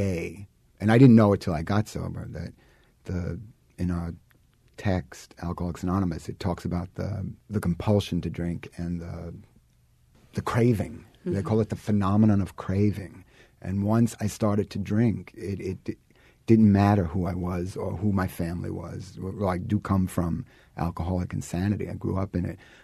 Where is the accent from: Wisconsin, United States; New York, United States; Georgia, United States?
New York, United States; New York City; I grew up in Brooklyn